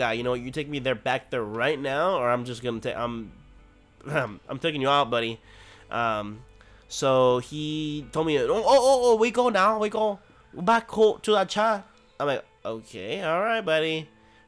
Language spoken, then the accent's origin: English; United States; I'm an American. I'm an American